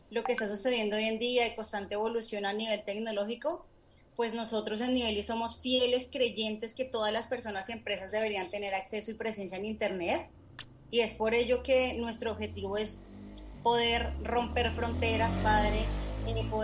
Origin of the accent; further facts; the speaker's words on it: Colombia; moved away as an adult; now in United States; Eh, emigré de la ciudad de Colombia eh, con el fin de buscar nuevas oportunidades a nivel académico y a nivel laboral, Padre.